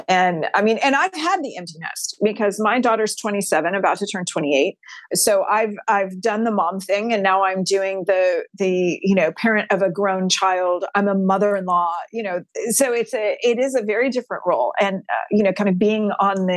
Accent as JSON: {"language": "English", "region": "Texas", "country": "United States", "said": "I'm a sixth generation Texan on my mom's side"}